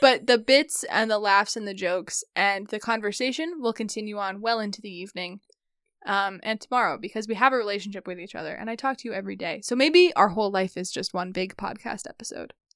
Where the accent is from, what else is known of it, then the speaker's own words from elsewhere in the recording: Midwest, United States; we're Midwestern